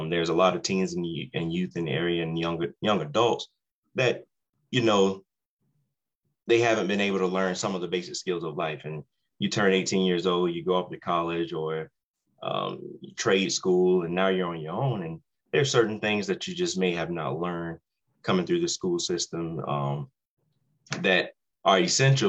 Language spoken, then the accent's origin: English; Savannah, Georgia, United States; moved away as an adult; also born or lived in Raleigh, North Carolina; now in Harrison County, West Virginia, United States; I was born and raised in Savannah, Georgia